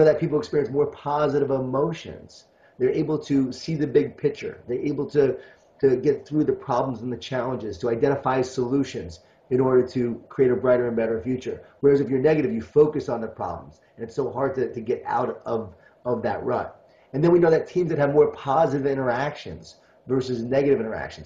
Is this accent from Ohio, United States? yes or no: no; Long Island, New York, United States; born or raised there